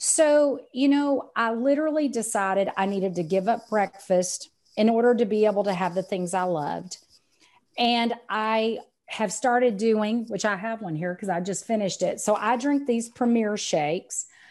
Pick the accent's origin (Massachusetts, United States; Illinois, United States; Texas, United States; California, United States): Texas, United States; accent: Texan; I'm Texan, as you can tell by the accent